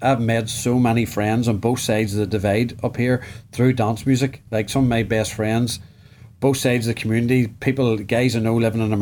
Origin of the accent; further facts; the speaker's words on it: Northern Ireland, United Kingdom; growing up in Northern Ireland in the 90s